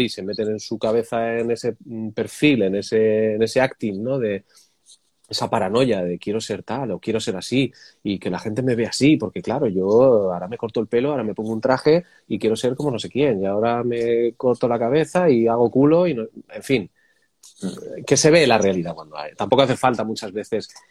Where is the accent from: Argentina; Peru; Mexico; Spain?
Spain; Madrid, Community of Madrid; now in Barcelona, Spain; Yo soy de Madrid, ahora vivo en Barcelona